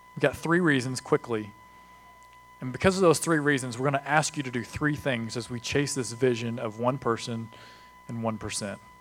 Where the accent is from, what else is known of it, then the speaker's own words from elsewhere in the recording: United States; We're American